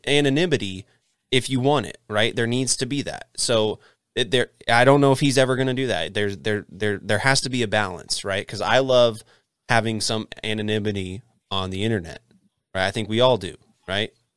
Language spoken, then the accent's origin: English; Texas, United States; Texas, eh, we have what's called Texas friendly